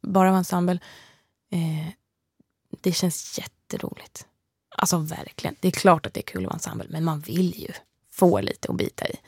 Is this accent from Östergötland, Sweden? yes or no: yes; Motala, Östergötland, Sweden; Jag har ju musicerat mycket i Östergötland, mm. där jag kommer ifrån, i Motala